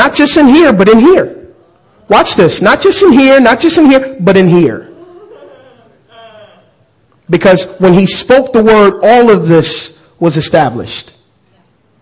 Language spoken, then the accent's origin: English; United States; I'm actually American